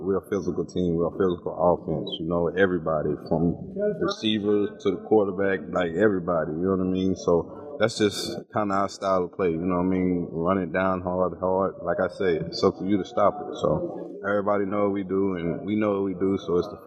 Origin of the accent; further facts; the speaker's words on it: Palestine, Texas, United States; I went to Palestine